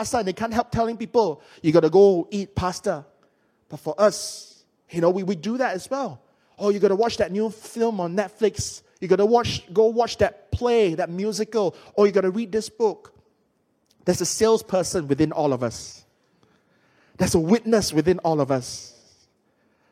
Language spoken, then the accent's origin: English; Malaysia